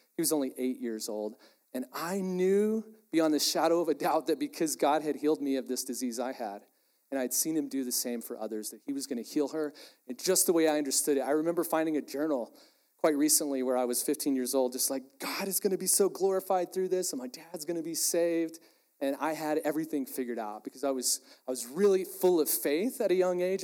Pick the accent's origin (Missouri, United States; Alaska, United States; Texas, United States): Texas, United States; I'm from Texas, really proud of it